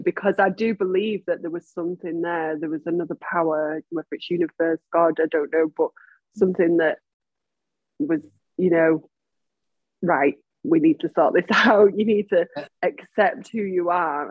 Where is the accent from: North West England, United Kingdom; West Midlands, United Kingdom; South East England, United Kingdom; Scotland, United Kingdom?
North West England, United Kingdom; Manchester; I was born and bred in Manchester